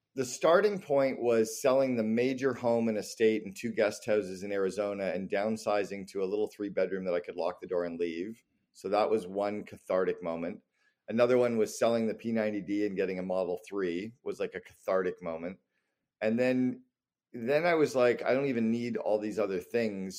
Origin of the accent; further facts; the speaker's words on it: Canada; moved away; also born or lived in Barbados; I'm Canadian